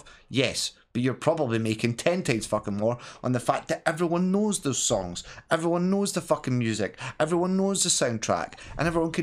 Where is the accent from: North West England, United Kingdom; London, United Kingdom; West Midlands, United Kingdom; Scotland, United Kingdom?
Scotland, United Kingdom; being a Scottish content alien, Scottish content creator